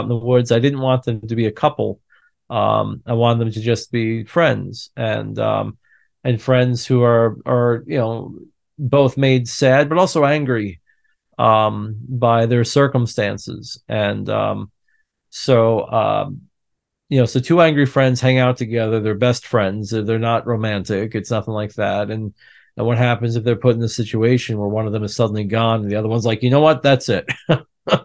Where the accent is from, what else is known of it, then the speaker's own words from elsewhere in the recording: upstate New York, United States; moved away; a kid in an apple orchard countryside Vista in upstate New York